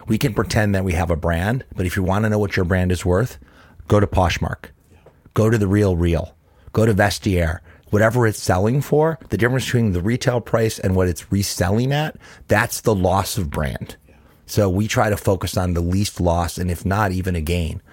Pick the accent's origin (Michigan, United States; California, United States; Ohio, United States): Ohio, United States; Cleveland; Born and raised in Cleveland, Ohio, was raised in my dad's little grocery store